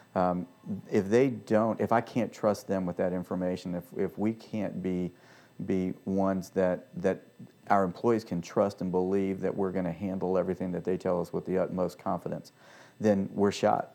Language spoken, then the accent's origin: English; Richmond, Virginia, United States; moved away as an adult; also born or lived in Washington, D.C. area / Annapolis; now in Franklin, United States; Home for me was Richmond, Virginia, and so I stayed there